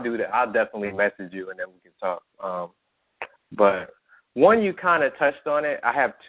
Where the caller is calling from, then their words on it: New Jersey, United States; I'm calling from New Jersey.